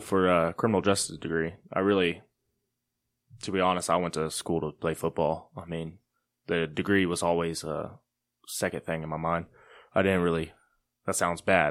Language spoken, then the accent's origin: English; Gainesville, Texas, United States; moved away; also born or lived in Kansas; I was born in Gainesville, Texas